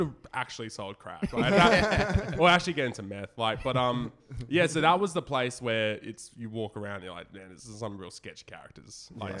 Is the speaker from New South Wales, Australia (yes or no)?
no; Darwin, Northern Territory, Australia; moved away as an adult; now in Brisbane, Australia; So I was the only true Territorian.